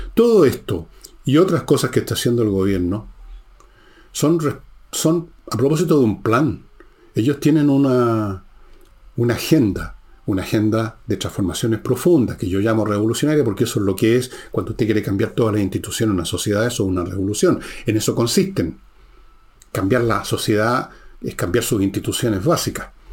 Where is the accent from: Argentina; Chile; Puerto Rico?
Chile